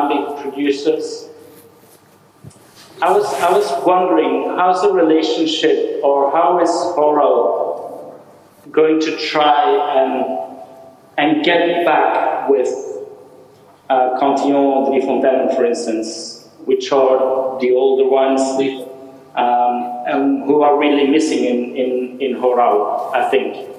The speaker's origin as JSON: {"language": "English", "town": "Brussels", "region": "Brussels-Capital Region", "country": "Belgium", "moved": "yes", "lives_now": "Barcelona, Spain", "said": "I'm from Brussels"}